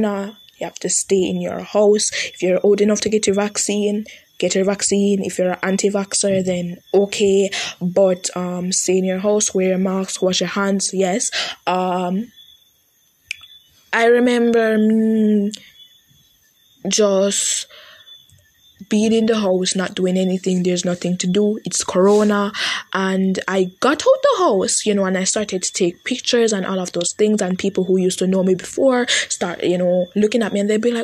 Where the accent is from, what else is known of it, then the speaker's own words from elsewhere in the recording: Jamaica; I'm Jamaican, so I'm on Jamaican TikTok.